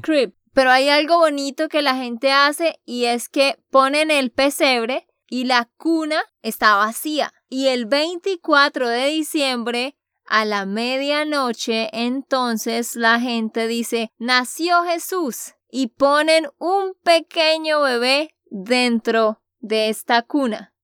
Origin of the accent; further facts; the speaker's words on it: Santander, Colombia; de Santander, Colombia.